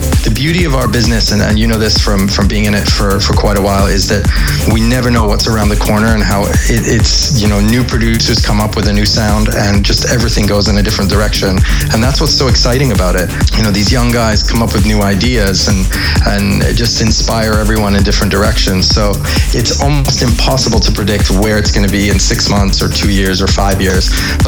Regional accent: Canada; also born or lived in United Kingdom / United States; now in Amsterdam, Netherlands; But I'm, you know, I'm British by birth. I would say Canadian by how I was raised. But for now, Amsterdam.

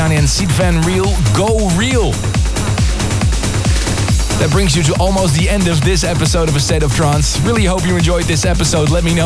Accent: Leiden, South Holland, Netherlands; my City Moves in Leiden, which is my hometown

